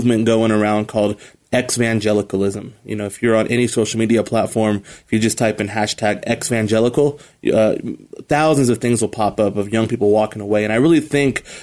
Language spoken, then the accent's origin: English; Colorado Springs, Colorado, United States; I grew up here in Colorado Springs. I'm a native